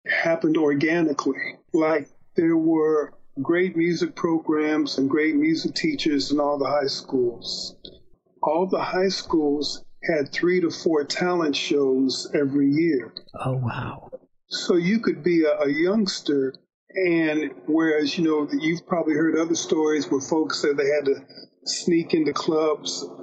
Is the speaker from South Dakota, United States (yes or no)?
no; Dayton, Ohio, United States; also born or lived in Cleveland; All happening in Dayton, Ohio. I was born in Cleveland, but my mom, um, she obtained a job at the Veterans Administration as a radioisotope chemist.